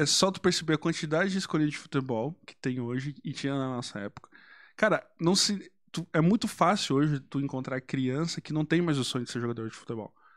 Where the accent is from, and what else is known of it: Brazil